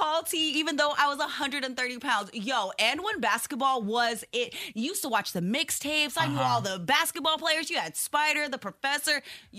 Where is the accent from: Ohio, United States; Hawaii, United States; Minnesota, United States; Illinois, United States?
Hawaii, United States; I'm Hawaiian.